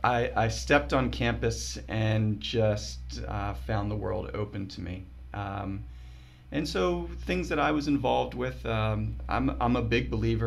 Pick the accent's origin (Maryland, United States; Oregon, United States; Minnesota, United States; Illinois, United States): Maryland, United States; Columbia; I grew up in Columbia, Maryland